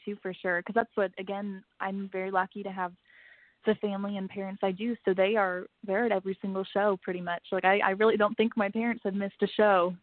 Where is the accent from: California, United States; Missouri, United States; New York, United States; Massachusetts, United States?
Missouri, United States; St. Louis; I am from St. Louis, Missouri. Um, I've lived here my whole life